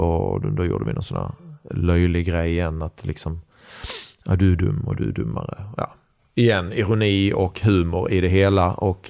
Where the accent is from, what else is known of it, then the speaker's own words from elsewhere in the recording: Sweden; Jag är glad och stolt att säga att jag är svensk